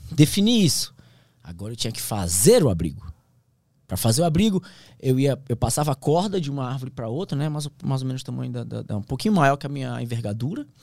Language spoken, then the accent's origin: Portuguese; Amazon, Brazil; Eu sou da Amazônia, mas eu nunca vi o que eu vi ali.